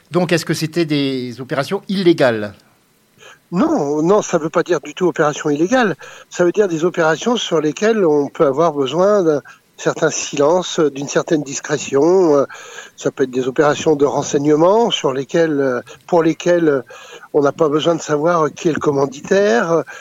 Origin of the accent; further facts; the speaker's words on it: France; born there; also born or lived in Africa; On va dire c'est ma seconde nation puisque je suis né en France. Mais j'ai vécu